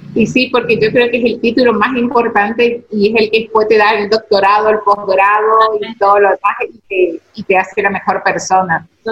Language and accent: Spanish; Esquina, Corrientes, Argentina; somos de China, China es una ciudad turística